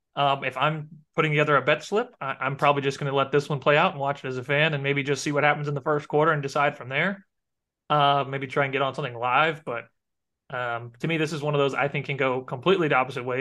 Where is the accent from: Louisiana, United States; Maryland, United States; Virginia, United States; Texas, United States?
Louisiana, United States; I grew up in Louisiana, went to L S U